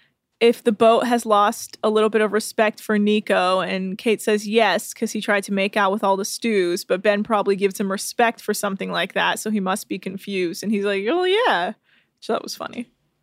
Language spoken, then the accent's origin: English; England, United Kingdom; And I'm also from England, which I thought was really funny.